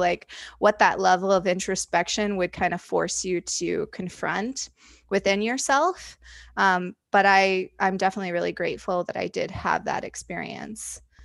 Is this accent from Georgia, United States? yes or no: no; Indiana, United States; now in Chicago, United States; I live in Chicago currently. Uh, I grew up in Indiana